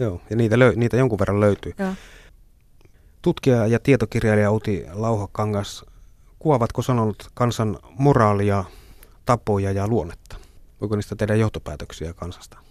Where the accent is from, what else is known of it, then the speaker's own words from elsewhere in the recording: northern Finland, Finland; Itse olen syntynyt pohjoisessa